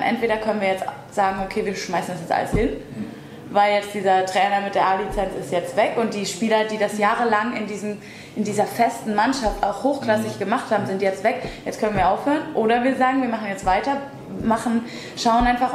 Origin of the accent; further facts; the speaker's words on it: Lower Saxony, Germany; moved away as an adult; now in Würzburg, Germany; ich komme ursprünglich eigentlich aus Niedersachsen